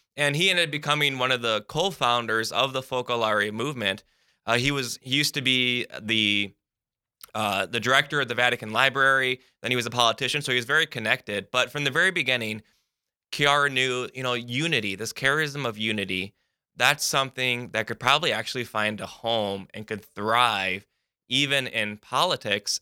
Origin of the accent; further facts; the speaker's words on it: United States; being an American